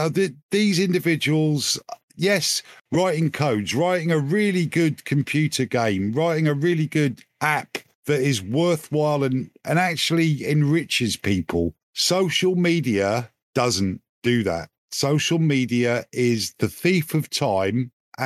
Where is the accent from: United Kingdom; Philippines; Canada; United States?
United Kingdom; England; I'm English